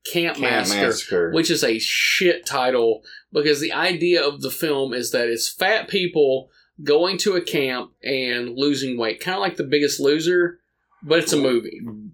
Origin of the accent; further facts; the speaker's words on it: United States; As an American